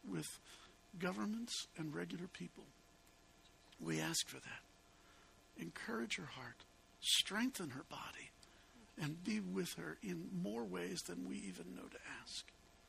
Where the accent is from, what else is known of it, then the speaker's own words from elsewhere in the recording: Chicago, Illinois, United States; I'm an obnoxious Yankee. I grew up in Chicago